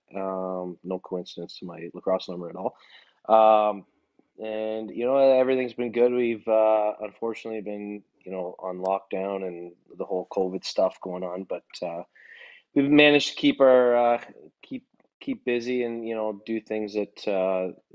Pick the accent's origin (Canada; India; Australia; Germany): Canada; Kitchener, Ontario; my hometown